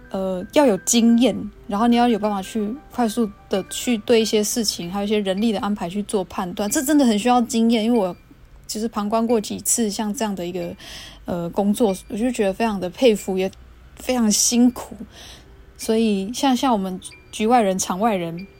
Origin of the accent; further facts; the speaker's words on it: Xinyi Township, Nantou County, Taiwan; moved away; 我是来自新义乡，其实我就是在区长大的小孩